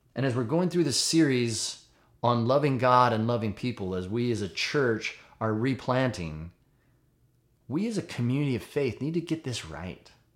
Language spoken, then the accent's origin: English; United States; I'm an American